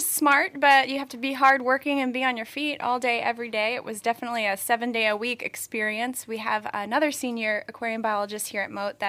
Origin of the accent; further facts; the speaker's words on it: Hawaii, United States; Amanda, well, I am actually from Hawaii, the island of Oahu.